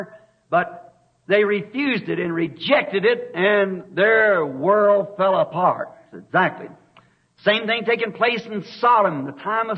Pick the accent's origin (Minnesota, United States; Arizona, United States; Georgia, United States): Arizona, United States; I'm from Arizona